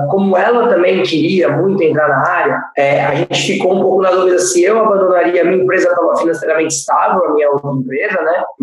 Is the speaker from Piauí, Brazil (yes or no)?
no; São Paulo, Brazil; eu sou da Zona